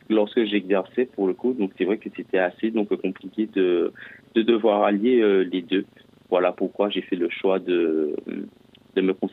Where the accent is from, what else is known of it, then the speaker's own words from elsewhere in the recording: Martinique; Alors effectivement, donc je suis originaire de, de la Martinique euh, spécialement.